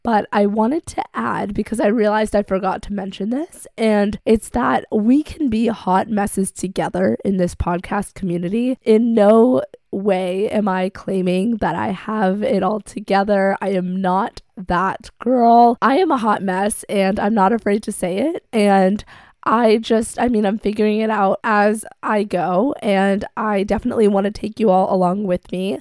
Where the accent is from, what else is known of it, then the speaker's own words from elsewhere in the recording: outside Boston, Massachusetts, United States; moved away as an adult; also born or lived in China / New Hampshire / Vermont; now in Vermont/New Hampshire border, United States; I grew up in a city right outside of Boston, Massachusetts